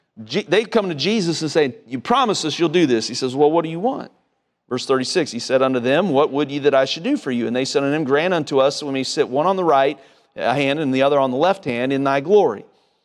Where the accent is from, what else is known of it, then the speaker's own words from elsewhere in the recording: South Carolina, United States; also born or lived in Ohio; I'm from South Carolina, and so today was kind of brutal. It reminded me of why I don't live in Ohio anymore.